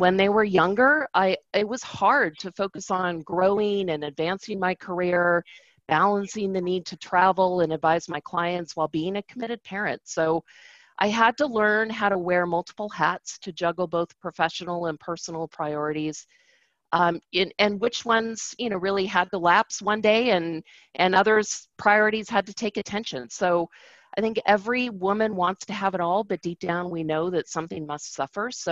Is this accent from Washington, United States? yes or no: yes; Seattle, Washington, United States; moved away as an adult; also born or lived in Los Angeles; my hometown in Seattle